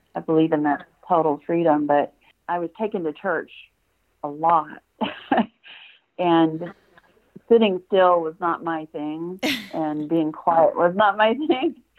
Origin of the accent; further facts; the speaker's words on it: Memphis, Tennessee, United States; also born or lived in Tucson, Arizona / Bloomington, Indiana; now in Salisbury, United States; I was born in Memphis.